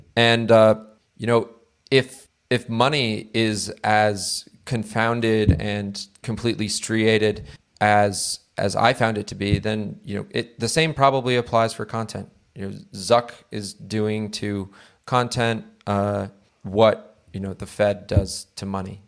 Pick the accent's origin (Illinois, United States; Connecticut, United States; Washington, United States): Connecticut, United States; I come from Connecticut